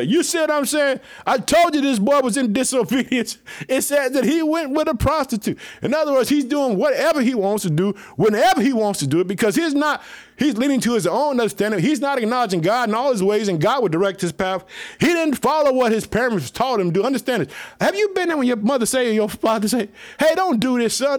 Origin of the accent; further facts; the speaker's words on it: Illinois, United States; also born or lived in Chicago; Illinois, which is my hometown. I live in the city of Chicago.